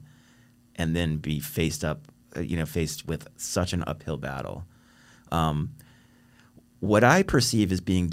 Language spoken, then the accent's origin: English; Virginia, United States; we're from Virginia.